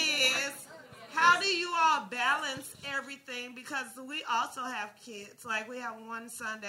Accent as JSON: {"language": "English", "town": "Chicago", "region": "Illinois", "country": "United States", "moved": "yes", "said": "I'm from Chicago."}